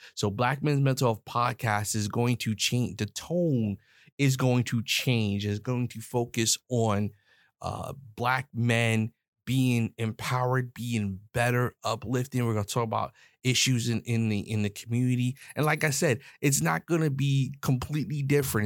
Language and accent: English; New York, United States; I'm a New York cat. I'm from New York